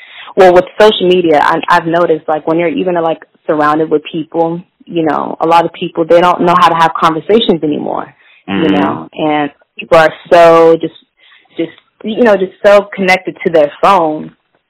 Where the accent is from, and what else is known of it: California, United States; born or raised there